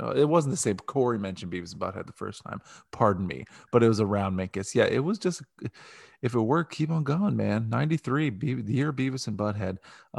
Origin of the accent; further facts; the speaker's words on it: Ohio, United States; because we're from Ohio.